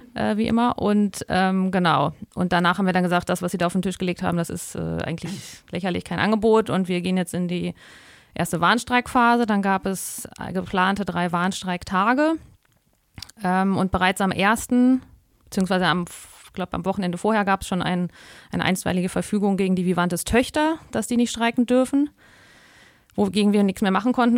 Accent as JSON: {"language": "German", "country": "Germany", "said": "bei uns in Deutschland"}